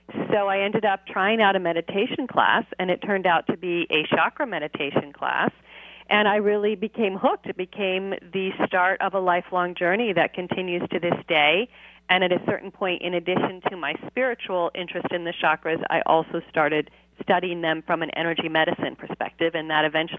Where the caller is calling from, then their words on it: California, United States; I am just south of Los Angeles.